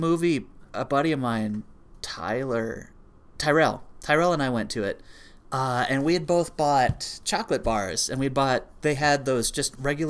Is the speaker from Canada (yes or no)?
yes; Canada; we are Canadian.